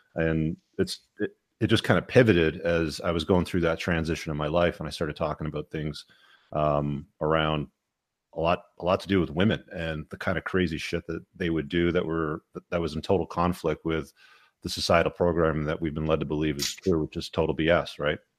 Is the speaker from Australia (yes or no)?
no; England, United Kingdom; moved away; I was born in England